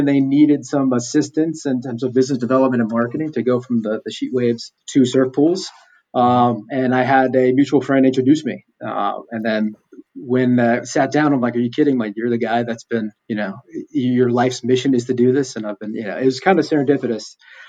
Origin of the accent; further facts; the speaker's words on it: Gulf Coast of Florida, United States; moved away as an adult; also born or lived in San Diego, California; Growing up in the Gulf Coast of Florida, where, you know, you have this beach, great sand, great water, but just a severe lack of waves.